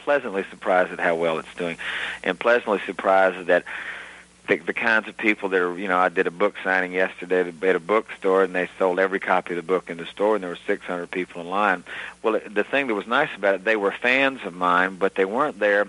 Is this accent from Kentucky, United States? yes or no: no; Gulf Coast, Alabama, United States; moved away; growing up on the Gulf Coast was a unique place. In Alabama itself